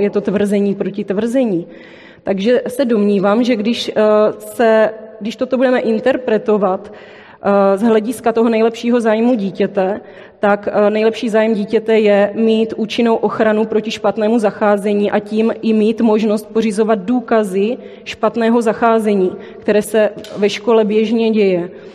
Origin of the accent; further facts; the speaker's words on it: Brno, South Moravian Region, Czechia; accent: Brno; přijela jsem z Brna, což asi slyšíte uh, v mém projevu.